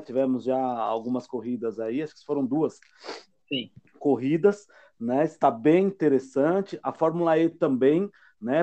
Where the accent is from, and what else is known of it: Brazil